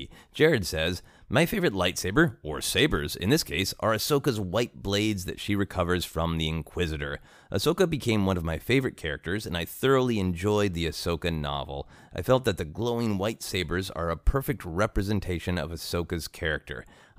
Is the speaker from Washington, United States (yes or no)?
no; Minnesota, United States; also born or lived in Portland; at the time I lived in Portland, Oregon. I was born in Minnesota. Shortly after, in 81, we moved back to Minnesota, and I had a hard time with the snow